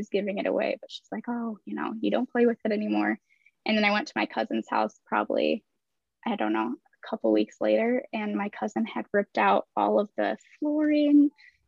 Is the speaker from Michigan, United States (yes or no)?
yes; Kalamazoo, Michigan, United States; now in Grand Rapids, United States; I grew up in Kalamazoo